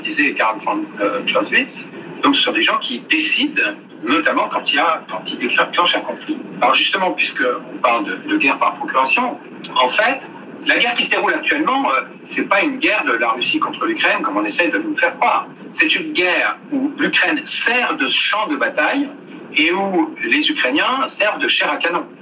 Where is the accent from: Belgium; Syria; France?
France; je suis français, je ne suis pas américain